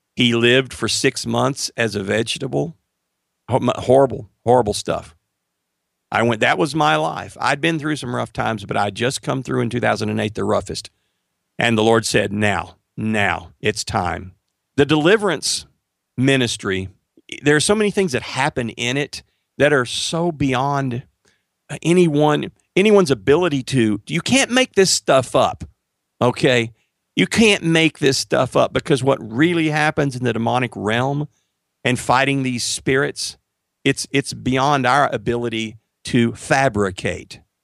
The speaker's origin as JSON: {"language": "English", "town": "Marshall", "region": "Texas", "country": "United States", "tie": "born or raised there", "said": "I moved back to my hometown of Marshall, Texas."}